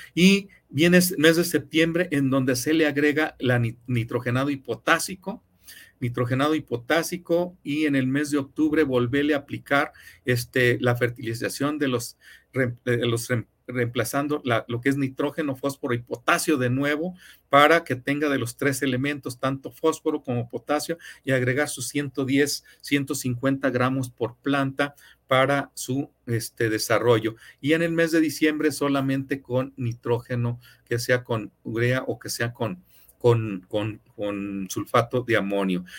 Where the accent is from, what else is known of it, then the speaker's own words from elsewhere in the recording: Mexico; como somos los mexicanos